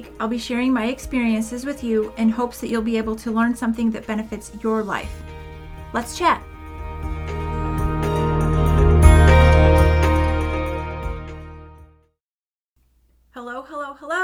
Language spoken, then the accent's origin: English; St. Louis, Missouri, United States; I was born in St. Louis, Missouri in 1981